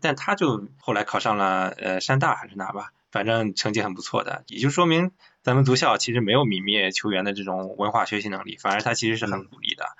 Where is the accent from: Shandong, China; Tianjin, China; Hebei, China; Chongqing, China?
Shandong, China; 因为我也是山东人嘛，山东这个应试教育很厉害。那时候我在县城里，我自己家住住县城里，我上高中的时候我家很近，我就每天走读上下课